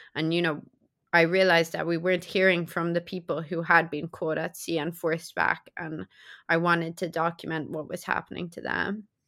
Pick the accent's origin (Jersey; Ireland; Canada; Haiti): Ireland; I'm European, right? So I'm from Ireland